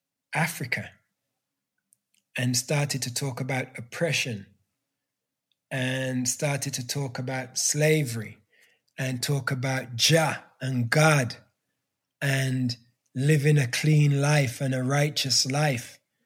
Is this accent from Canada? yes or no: no; England, United Kingdom; as a Black kid growing up in England that had no Black education, no cultural education.